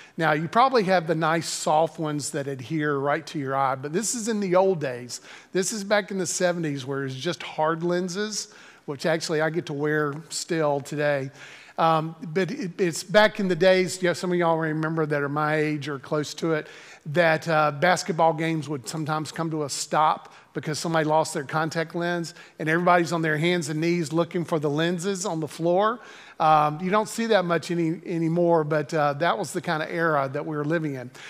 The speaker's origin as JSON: {"language": "English", "town": "Greensboro", "region": "North Carolina", "country": "United States", "tie": "born or raised there", "said": "I had the opportunity to serve in my home church in Greensboro, North Carolina. Um, I, eh, had grown up in this church and, uh, graduated from the university that was in my hometown."}